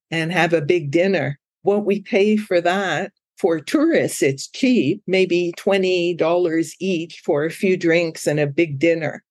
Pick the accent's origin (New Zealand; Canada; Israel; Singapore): Canada; Ottawa, Ontario; moved away as an adult; now in Koh Lanta, Thailand; I'm from Ottawa.